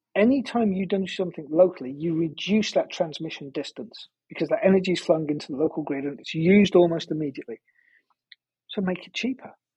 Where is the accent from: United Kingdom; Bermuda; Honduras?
United Kingdom; just outside of Liverpool, North West England; moved away; my my hometown, uh, I grew up just outside of Liverpool